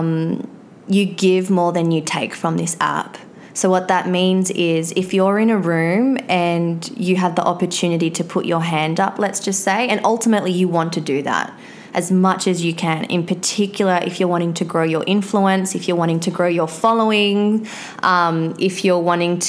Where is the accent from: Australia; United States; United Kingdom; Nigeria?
Australia; I'm from Australia.